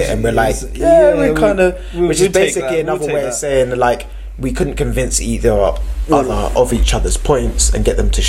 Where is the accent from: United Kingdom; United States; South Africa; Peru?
United Kingdom; Slough, South East England; Slough was very much in that pocket community situation when I was growing up. Like the 90s and stuff